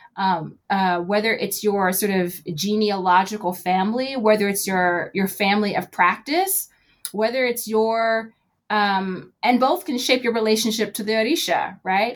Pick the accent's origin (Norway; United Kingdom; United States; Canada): United States; Knoxville, Tennessee; moved away; my hometown in Knoxville, Tennessee